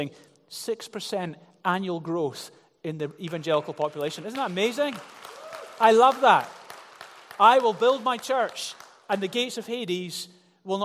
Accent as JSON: {"language": "English", "town": "Glasgow", "region": "Scotland", "country": "United Kingdom", "tie": "born or raised there", "said": "I grew up in Glasgow"}